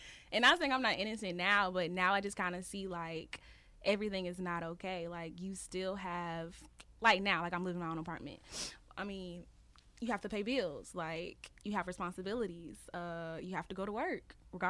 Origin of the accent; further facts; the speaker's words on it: Montgomery, Alabama, United States; growing up in Montgomery